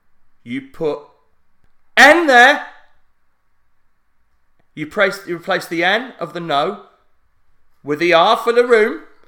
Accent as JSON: {"language": "English", "town": "Barnsley", "region": "Yorkshire and the Humber", "country": "United Kingdom", "said": "there is East Yorkshire, but I'm from South Yorkshire."}